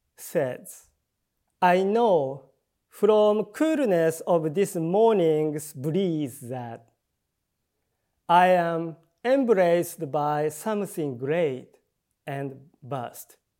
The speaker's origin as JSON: {"language": "English", "region": "Tokyo", "country": "Japan", "tie": "born or raised there", "also_born_or_lived": "Chiba Prefecture, Japan", "second_language": "English", "said": "龍 玄 寺 where I grew up in Tokyo"}